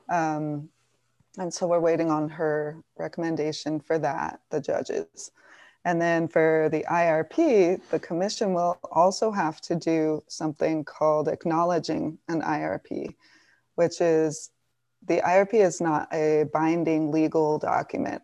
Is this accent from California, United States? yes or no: no; Tucson, Arizona, United States; I'm from Tucson.